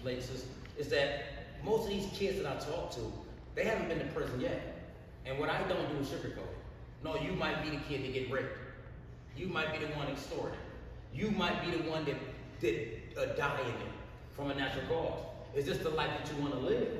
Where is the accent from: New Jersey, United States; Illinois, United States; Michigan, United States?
Michigan, United States; Flint; I was born and raised in Flint, Michigan.